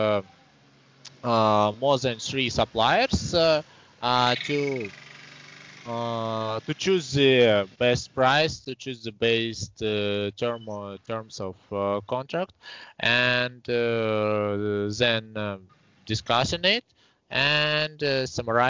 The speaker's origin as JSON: {"language": "English", "region": "Saint Petersburg", "country": "Russia", "tie": "born or raised there", "also_born_or_lived": "Estonia", "said": "I was born in Estonia. It is near to Russian border country, and in 1995 maybe me with my family relocated to Russia. I was born in 1993. After passing 2 years, we relocated to Russia, to St. Petersburg, and now I live here. Here I graduated from the primary school"}